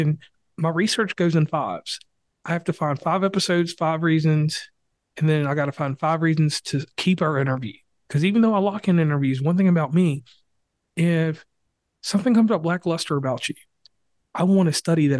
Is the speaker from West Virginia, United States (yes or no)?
yes; West Virginia, United States; my home state